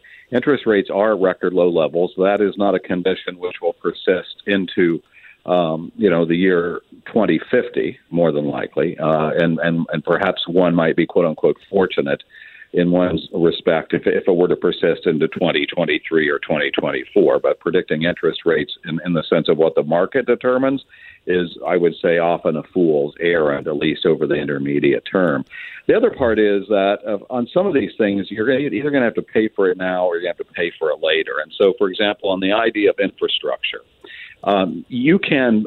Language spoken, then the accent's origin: English; Kansas, United States; now in Washington, D.C., United States; my native Kansas